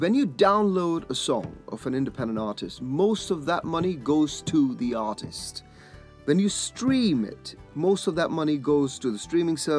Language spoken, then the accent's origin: English; Leicestershire, East Midlands, United Kingdom; my hometown in Leicestershire